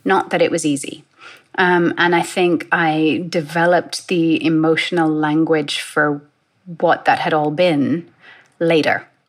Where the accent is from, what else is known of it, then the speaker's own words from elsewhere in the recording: London, United Kingdom; I grew up in London